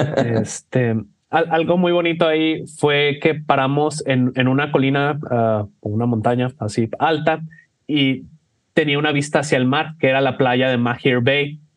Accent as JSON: {"language": "Spanish", "country": "Mexico", "said": "soy, de México"}